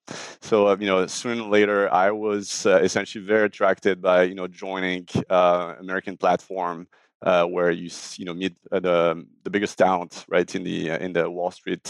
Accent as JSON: {"language": "English", "town": "Marseille", "region": "Provence-Alpes-Côte d'Azur", "country": "France", "tie": "born or raised there", "also_born_or_lived": "Paris", "second_language": "English", "moved": "as an adult", "lives_now": "New York, United States", "said": "I'm from Marseille, France, not Marseille, Texas. And so I grew up there, went to grad school in Paris back in the early 2000s, studied computer science."}